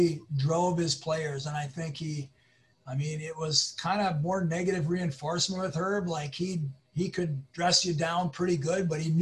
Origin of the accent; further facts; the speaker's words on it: northern Minnesota, United States; I was from the northern Minnesota there.